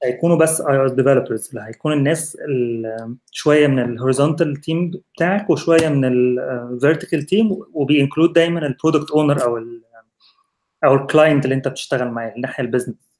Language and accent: Arabic; Egypt; moved away; كواحد مصري